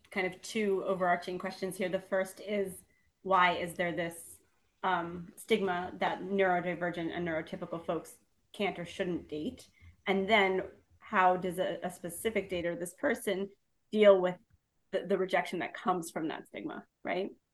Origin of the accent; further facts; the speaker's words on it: Long Island, New York, United States; I'm from Long Island, New York